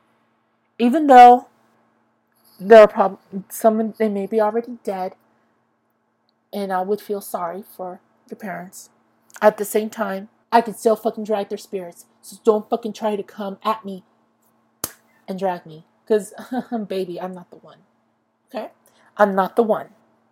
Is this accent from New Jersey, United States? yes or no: no; Lindsay, California, United States; I'm born a Lindsayite, and I am a Lindsayite to the day I freaking